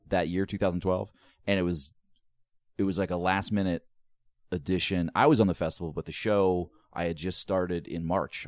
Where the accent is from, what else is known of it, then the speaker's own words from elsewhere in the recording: East Coast, United States; I'm from the East Coast